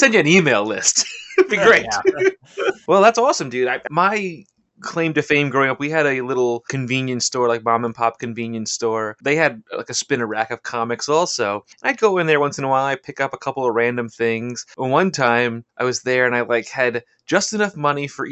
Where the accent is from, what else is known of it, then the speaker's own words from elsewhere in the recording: Long Island, New York, United States; also born or lived in Madison, New Jersey; I grew up in Long Island